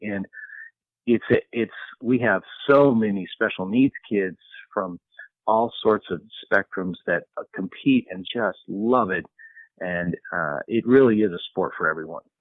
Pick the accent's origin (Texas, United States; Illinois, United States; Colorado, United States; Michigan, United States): Colorado, United States; I grew up in Colorado